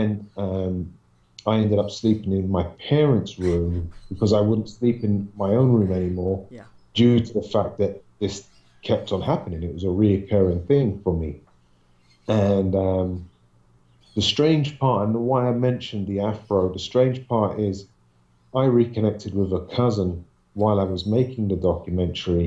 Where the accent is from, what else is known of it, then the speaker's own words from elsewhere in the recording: London, United Kingdom; I used to live in Southwest London up until the age of 5. And then we moved from Southwest London to an apartment in West London